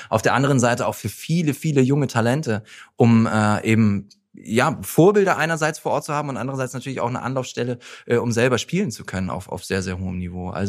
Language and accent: German; Bremen, Germany; das ist schon immer noch meine Heimat. Ich fühle mich hier sehr, sehr wohl, aber Bremen und vor allen Dingen Bremen Nord ist schon immer noch da, wo mein Herz auch, auch viel hängt.